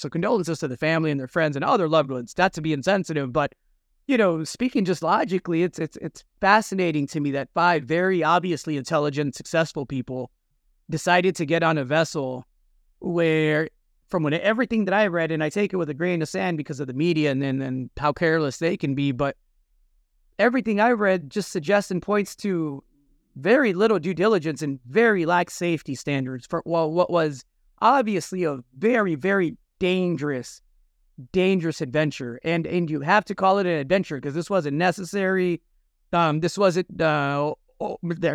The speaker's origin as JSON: {"language": "English", "country": "United States", "tie": "born or raised there", "said": "I'm Mexican American. I come from two Mexican parents from Zacatecas. I was born in this country"}